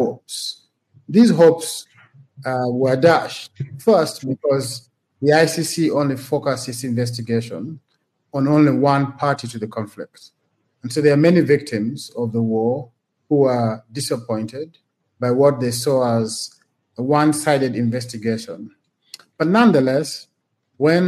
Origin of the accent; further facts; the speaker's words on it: Gulu, Northern Region, Uganda; I grew up and studied in Gulu